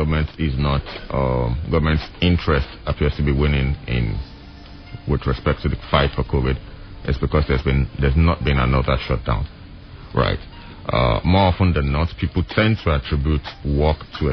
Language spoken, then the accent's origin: English; Ekiti, Nigeria; I'm here from Ekiti, right? So I'm a bona fide citizen of Ekiti State